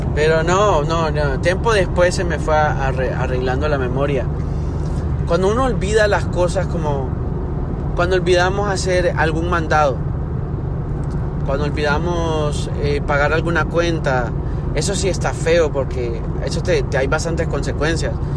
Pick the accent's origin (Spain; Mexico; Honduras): Honduras; moved away; yo soy de Honduras and we're built different